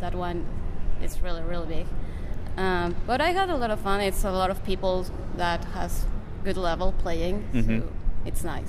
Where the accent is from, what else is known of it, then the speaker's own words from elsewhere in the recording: Mexico; I'm from Mexico.